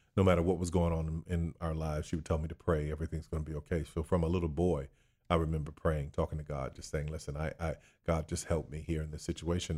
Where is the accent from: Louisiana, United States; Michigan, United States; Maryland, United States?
Louisiana, United States; New Orleans; Born and raised in New Orleans, Louisiana